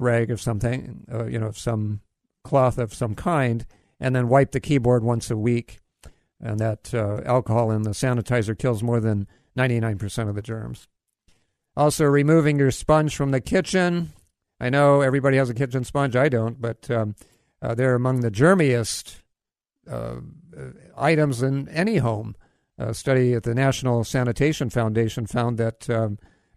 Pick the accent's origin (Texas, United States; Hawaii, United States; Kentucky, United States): Hawaii, United States; moved away; I grew up in Hawaii